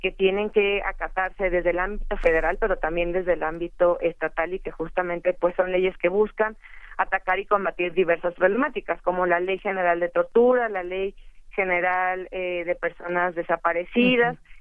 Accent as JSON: {"language": "Spanish", "country": "Mexico", "said": "como mexicanos"}